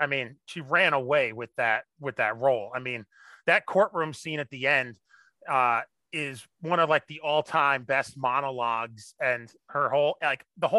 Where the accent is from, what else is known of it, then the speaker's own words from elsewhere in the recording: Long Island, New York, United States; accent: Long Island; I grew up on Long Island, so, you know, being closer to that accent, I kind of had a little bit of the Long Island when I was younger, not as much as the Joe Pesci, you know, Brooklyn accent